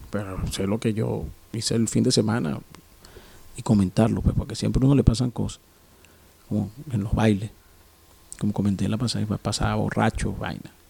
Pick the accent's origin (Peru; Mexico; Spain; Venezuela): Venezuela; Caracas, Capital District; now in Guayaquil, Ecuador; Recordando que … desde la ciudad de Guayaquil, en Ecuador. Pero soy de Caracas, Venezuela.